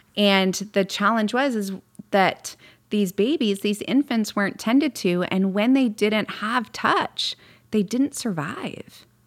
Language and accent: English; Midwest, United States; moved away; I grew up in the Midwest